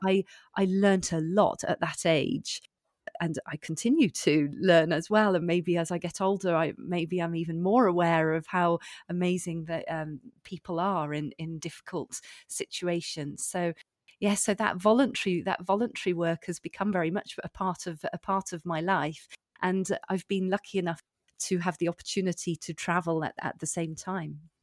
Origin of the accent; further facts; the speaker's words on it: United Kingdom; moved away as an adult; now in Belfort, France; we lived in the U K, and I'm, I'm British.